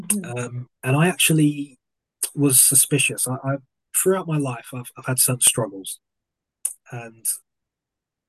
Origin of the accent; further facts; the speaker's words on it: London, United Kingdom; moved away; growing up in South London meant green everywhere